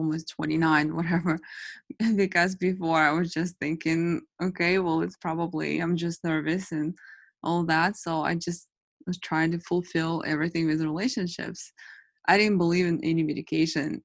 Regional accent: Russia; moved away; I was born in Russia, and there nobody really believes in therapy.

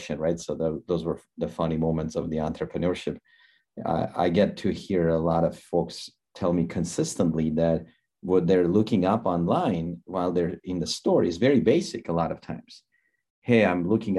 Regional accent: Armenia; moved away as an adult; now in United States; I came from Armenia 26 years ago

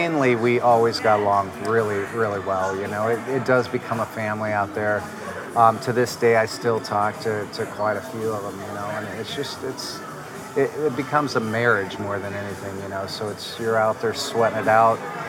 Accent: Indiana, United States; we're both from Indiana

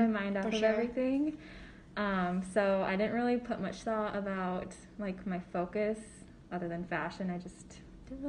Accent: Sioux Falls, South Dakota, United States; I grew up in Sioux Falls, South Dakota

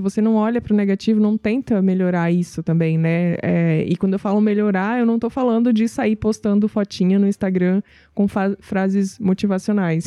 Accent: Northeast Region, Brazil; moved away; eu vim do Nordeste é, e eu entendo bem como é a vida no Nordeste

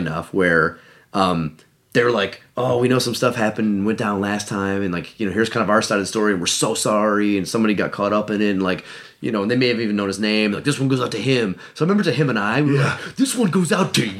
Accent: Cleveland, Ohio, United States; I'm from Cleveland

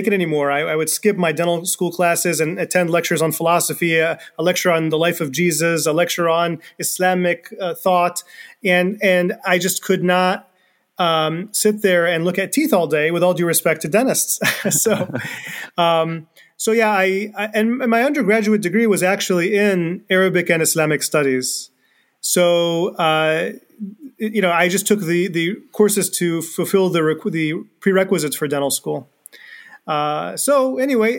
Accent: East Lansing, Michigan, United States; I was born and raised in this part of Michigan. I was born in Lansing, raised in East Lansing

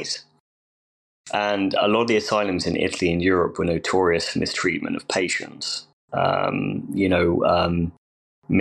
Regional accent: England, United Kingdom; I'm from England

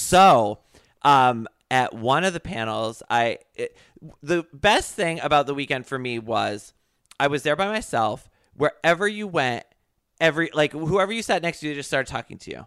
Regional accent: Connecticut, United States; where I grew up in Connecticut

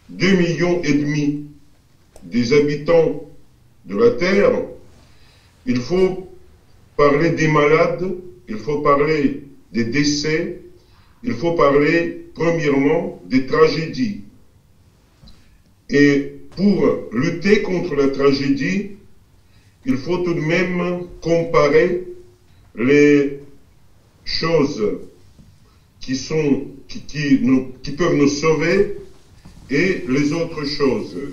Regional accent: Russia; French is a second language; chez nous en Russie

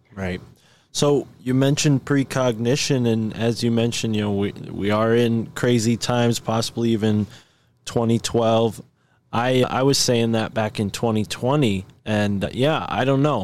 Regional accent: Connecticut, United States; I am born in Connecticut

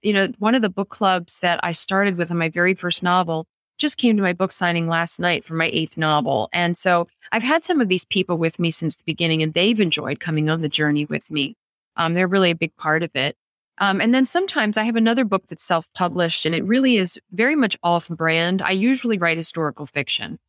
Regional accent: Annapolis, Maryland, United States; I grew up in Annapolis where the past is very much alive around us

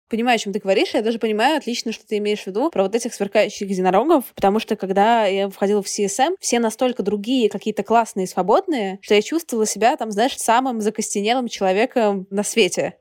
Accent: Russia; я сама из России

